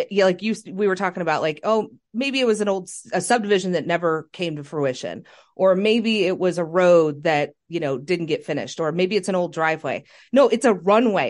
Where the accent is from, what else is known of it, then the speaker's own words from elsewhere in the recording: Kansas City, Missouri, United States; growing up in South Kansas City myself